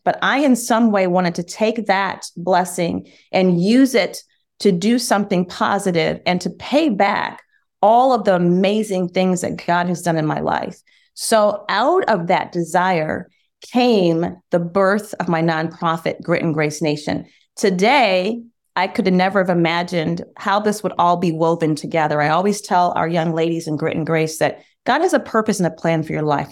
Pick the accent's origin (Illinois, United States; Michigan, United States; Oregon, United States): Michigan, United States; We, we grew up in Michigan, and summers were spent on my grandfather's farm